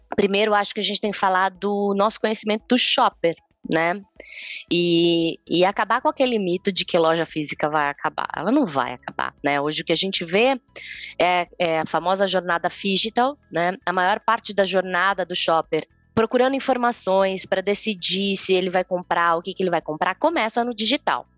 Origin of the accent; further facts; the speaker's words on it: Campinas, São Paulo, Brazil; E eu sou de Campinas